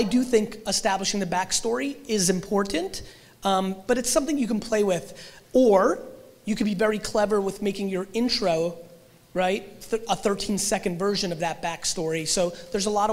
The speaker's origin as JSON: {"language": "English", "country": "Russia", "tie": "born or raised there", "said": "I was born in Russia"}